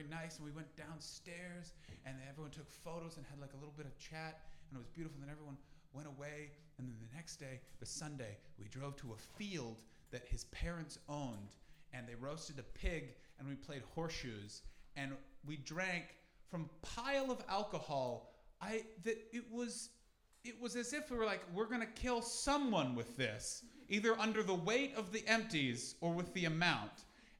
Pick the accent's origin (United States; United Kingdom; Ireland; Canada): Canada; Listen, I'm from Canada, where we drink responsibly because we've been told it's not running out.